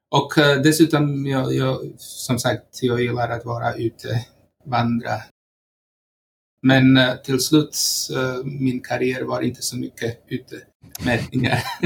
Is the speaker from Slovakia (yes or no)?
yes; Slovakia; Swedish is a second language; moved away as an adult; now in Sweden; Jag kommer från eh, Slovakien och eh, har bott här i Sverige sedan 1996